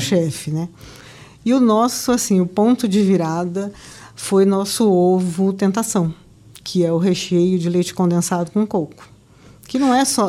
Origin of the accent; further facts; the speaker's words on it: Campinas, São Paulo, Brazil; moved away as an adult; now in Campo Grande, Brazil; não sou daqui, eu sou de Campinas. A minha família é de Campinas.